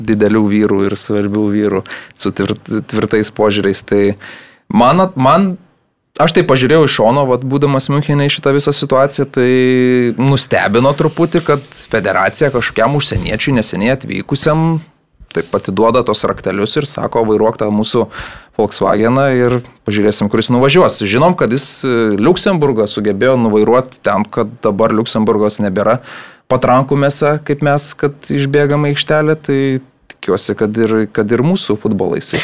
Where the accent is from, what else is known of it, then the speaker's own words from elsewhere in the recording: Lithuania; mes lietuviai